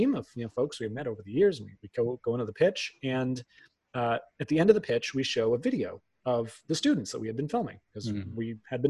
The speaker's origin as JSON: {"language": "English", "area": "outside of Boston", "region": "Massachusetts", "country": "United States", "tie": "born or raised there", "said": "I grew up outside of Boston."}